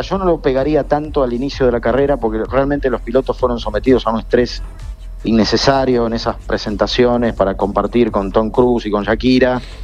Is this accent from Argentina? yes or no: yes; Argentina; cuando vos sos argentino